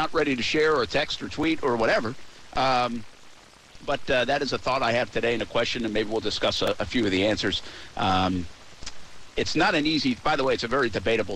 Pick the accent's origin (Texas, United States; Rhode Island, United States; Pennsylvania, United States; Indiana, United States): Rhode Island, United States; moved away as an adult; also born or lived in Albany; now in Jacksonville, United States; I'm from Rhode Island.